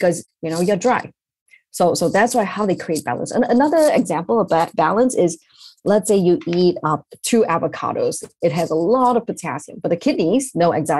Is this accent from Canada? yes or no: no; Malaysia; moved away as an adult; also born or lived in Ireland / Pennsylvania, United States; now in New York, United States; I'm from Malaysia originally